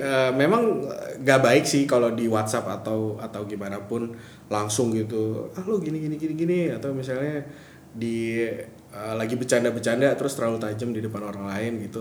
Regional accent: Medan, North Sumatra, Indonesia; moved away as an adult; now in Jakarta, Indonesia; gue, orang Batak

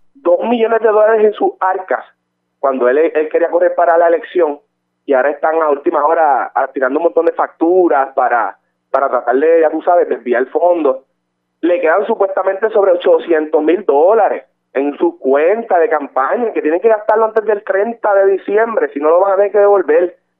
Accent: Barranquitas, Puerto Rico; yo soy de Barranquita y en el distrito de Barranquita

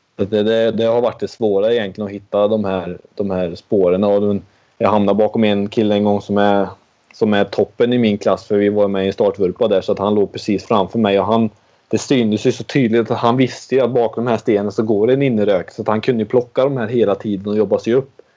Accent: Sweden; vi kommer från lilla Sverige

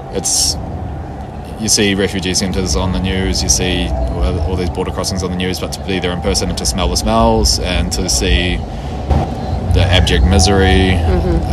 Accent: Wellington, New Zealand; I'm from Wellington, New Zealand.

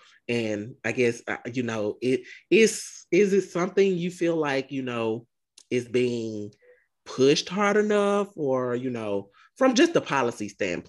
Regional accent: Browning, United States; but I grew up in Browning and it was hot in Browning growing up.

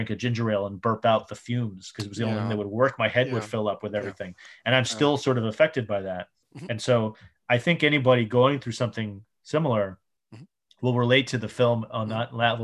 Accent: New York, United States; I grew up in New York in the 80s and 90s

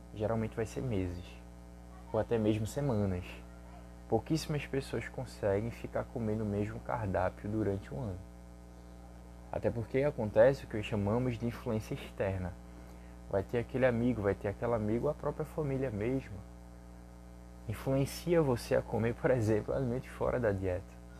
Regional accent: Recife, Pernambuco, Brazil; eu sou daqui do Recife

